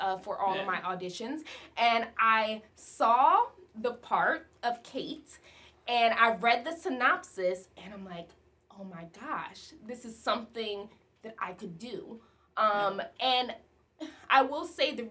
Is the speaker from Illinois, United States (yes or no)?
yes; Bartlett, Illinois, United States; moved away; also born or lived in Los Angeles; Originally, I'm from Chicago, Illinois, but a small town within Illinois, Bartlett